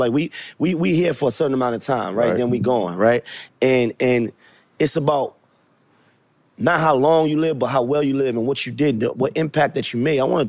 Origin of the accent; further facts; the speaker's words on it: Brooklyn, New York, United States; I'm a Knicks fan, and Nets fans. I'm from Brooklyn.